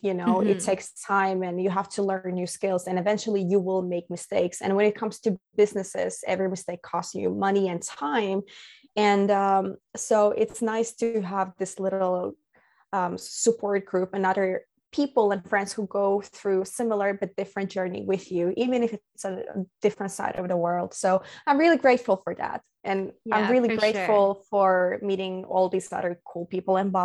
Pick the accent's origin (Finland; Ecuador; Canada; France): Finland; also born or lived in Latvia; I come from Finland originally. I was actually born in Latvia, but I moved to Finland when I was 2 years old.